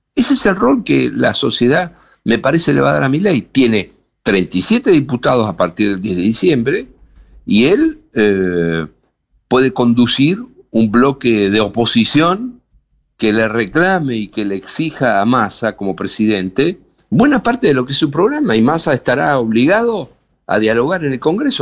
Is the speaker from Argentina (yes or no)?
yes; Buenos Aires Province, Argentina; Yo estoy en la provincia de Buenos Aires, soy bonaerense